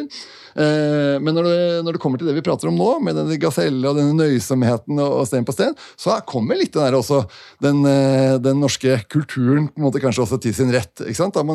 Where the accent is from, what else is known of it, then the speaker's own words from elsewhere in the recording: Denmark; Norwegian is a second language; Selv om det ikke høres sånn ut, så er jeg dansk.